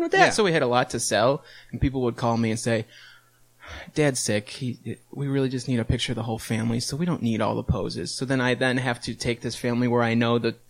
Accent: Rochester, New York, United States; I'm from Rochester, New York

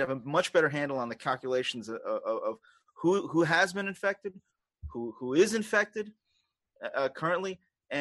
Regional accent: New York City, New York, United States; accent: Queens; moved away as an adult; now in upstate New York, United States; I was born in Queens, so that's the accent that you're hearing.

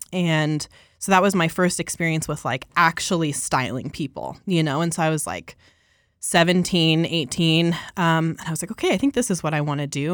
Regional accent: Colorado, United States; I'm from Colorado, born and raised here

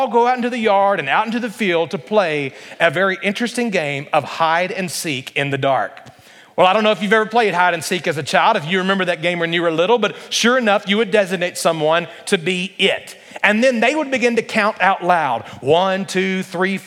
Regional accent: Alabama, United States; growing up in Alabama

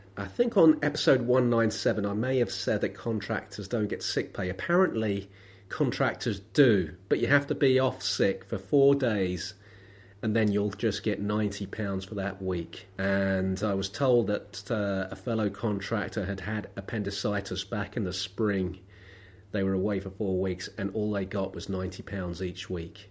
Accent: London, United Kingdom; I was born in Lambeth. I live in Lambeth. I've never been proud to come from Lambeth.

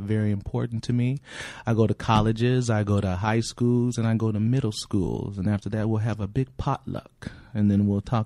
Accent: California, United States; I'm from California

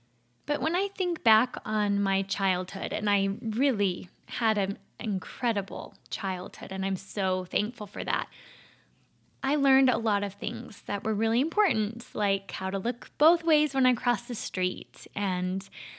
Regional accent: Minnesota, United States; accent: Minnesotan; I grew up in Minnesota, the land of 10,000 lakes and millions of mosquitoes. I've completely lost my Minnesotan accent, unfortunately.

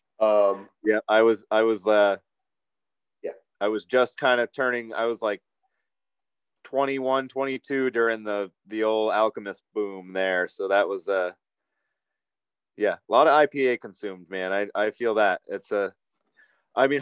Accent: East Coast, United States; I grew up on the East Coast

